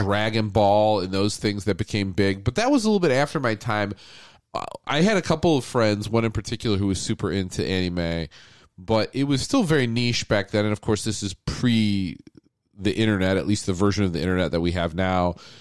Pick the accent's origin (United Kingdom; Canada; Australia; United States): United States; I grew up on Disney animation, just like every American kid